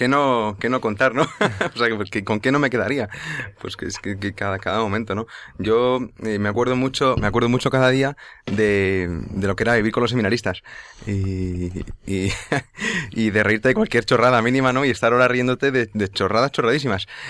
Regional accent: Leganés, Community of Madrid, Spain; yo soy de Leganés

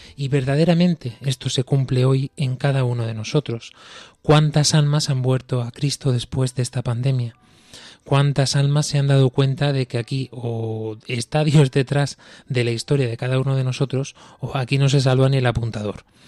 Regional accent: Spain; nosotros aquí, desde España

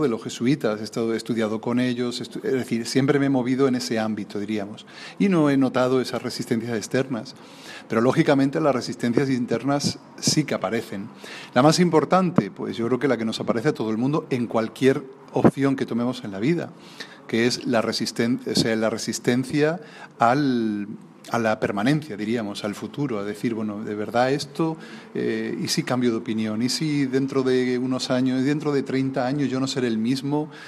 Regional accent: Alcázar de San Juan, Castilla-La Mancha, Spain; en el lugar donde yo nací, en Alcázar de San Juan

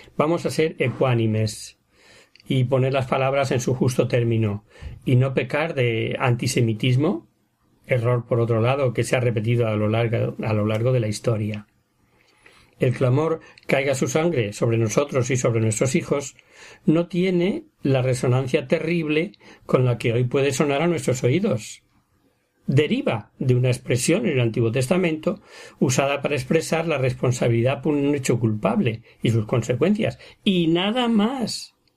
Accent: Ávila, Castile and León, Spain; yo también soy de Ávila

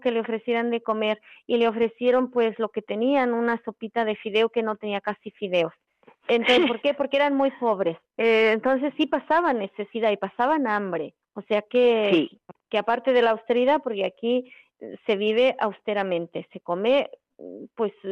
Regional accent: Mexico; nosotros venimos de México, vinimos cuatro

